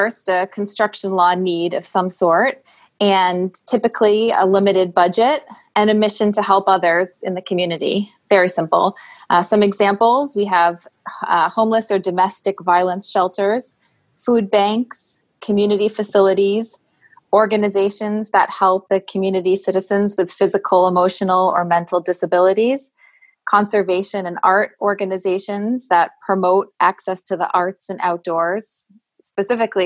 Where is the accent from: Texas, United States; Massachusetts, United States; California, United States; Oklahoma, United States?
Massachusetts, United States; Boston; I'm from the Boston, Massachusetts area